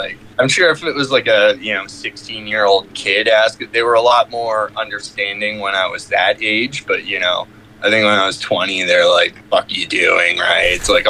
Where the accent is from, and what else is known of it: Squamish, British Columbia, Canada